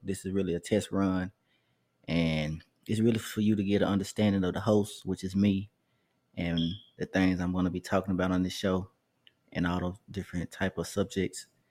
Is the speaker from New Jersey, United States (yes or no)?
no; Memphis, Tennessee, United States; I grew up in White, the Whitehaven area of Memphis